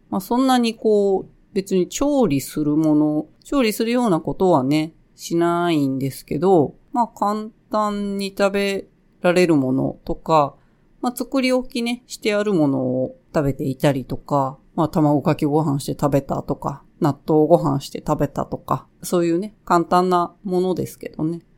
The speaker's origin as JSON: {"language": "Japanese", "region": "Osaka", "country": "Japan", "tie": "born or raised there", "said": "私の住んでる地域は、基本的に盆踊りの曲は河内温度っていうものなんですけど、でまあ大阪、大阪はほとんど多分河内温度なんですよね"}